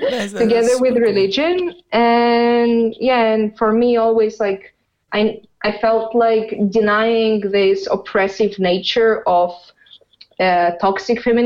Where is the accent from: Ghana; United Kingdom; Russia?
Russia; growing up in Russia